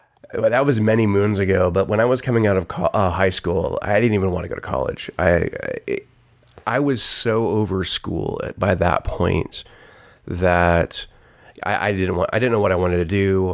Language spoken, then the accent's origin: English; Dallas, Texas, United States; I grew up in Dallas, outside of Dallas, and Collin County Community College had just started a program